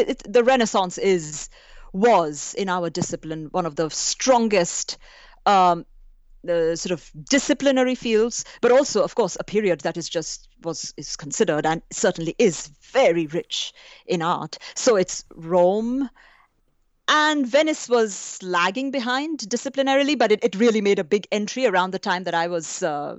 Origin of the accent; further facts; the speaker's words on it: India; So it's not just as an Indian, but it was also the training at Chicago.